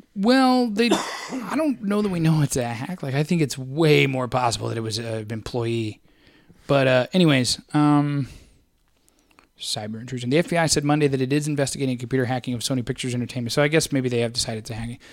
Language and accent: English; St. Louis, Missouri, United States; my hometown